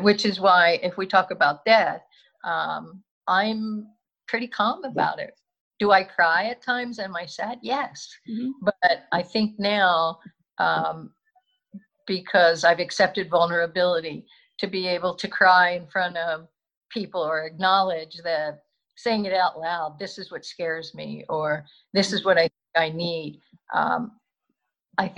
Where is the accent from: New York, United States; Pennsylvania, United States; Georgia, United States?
Pennsylvania, United States; Philadelphia; born or raised there